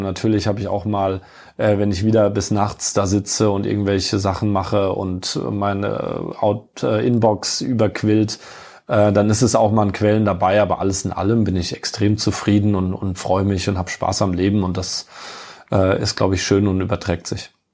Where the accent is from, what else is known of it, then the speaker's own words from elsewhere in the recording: near Kaiserslautern, Rhineland-Palatinate, Germany; also born or lived in Munich; now in Frankfurt, Germany; Ich bin ja in der Pfalz aufgewachsen, bin auch äh, äh stolzer äh, gebürtiger ähm, äh, gebürtiger Pfälz in der Nähe von oder direkt im kleinen Vorort von Kaiserslautern aufgewachsen.